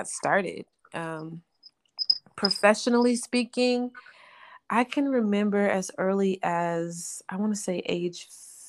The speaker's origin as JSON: {"language": "English", "town": "Arlington", "region": "Texas", "country": "United States", "tie": "born or raised there", "also_born_or_lived": "Mineral Wells, Texas / New York / Chicago / Los Angeles", "moved": "as an adult", "said": "I was born in Mineral Wells, Texas, which is a small city in West Texas near Weatherford. And we moved to Arlington when I was a baby"}